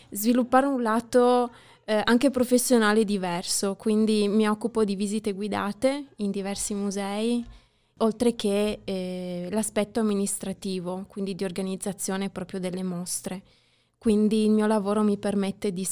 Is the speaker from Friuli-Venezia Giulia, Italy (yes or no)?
yes; Gorizia, Friuli-Venezia Giulia, Italy; Vengo da Gorizia.